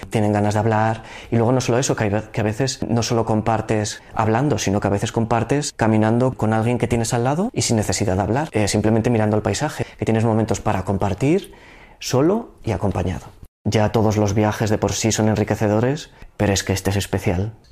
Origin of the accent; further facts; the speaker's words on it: Zaragoza, Aragon, Spain; soy de Zaragoza y tengo 34 años.